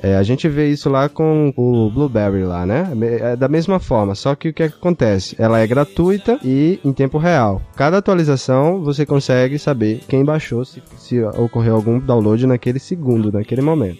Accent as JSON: {"language": "Portuguese", "region": "Bahia", "country": "Brazil", "said": "eu sou da Bahia"}